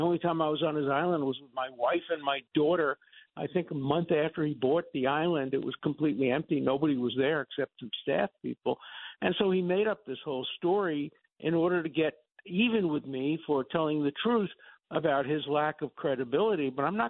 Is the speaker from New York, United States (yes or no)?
yes; New York City, New York, United States; I grew up in Borough Park in Brooklyn.